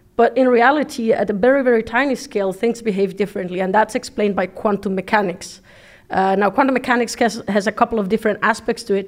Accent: Mexico; English is a second language; moved away as an adult; now in Netherlands; I come from Mexico

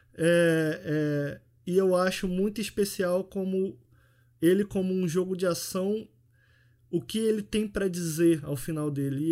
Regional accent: Rio de Janeiro, Brazil; eu nasci fui criado em Campo Grande, que é a zona oeste do Rio de Janeiro

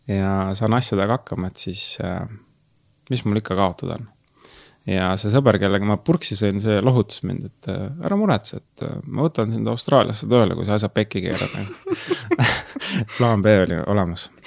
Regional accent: Türi, Järva County, Estonia; tulen Türilt ja ma olen massöör

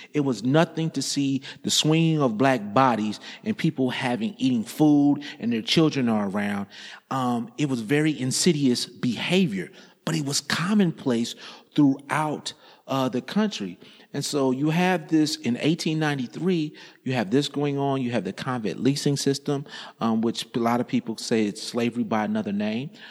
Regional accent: Indiana, United States; I grew up in Indiana

